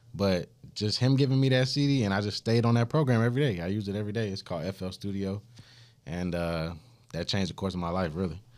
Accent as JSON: {"language": "English", "town": "Augusta", "region": "Georgia", "country": "United States", "said": "I'm from Augusta, Georgia."}